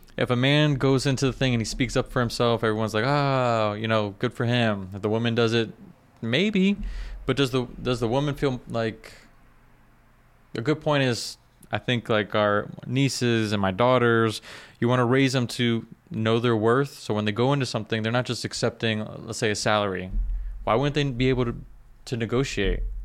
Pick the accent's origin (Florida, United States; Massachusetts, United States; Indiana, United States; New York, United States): Florida, United States; South; I'm from South Florida